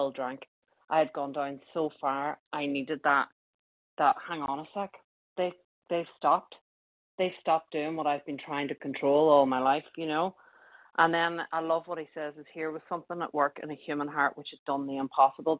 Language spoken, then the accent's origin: English; Ireland; I grew up in Ireland with a very strong religious background